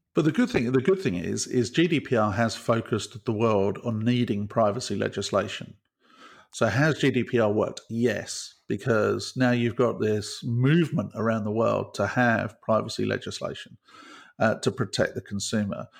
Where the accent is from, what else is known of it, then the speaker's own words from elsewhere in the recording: United Kingdom; as a Brit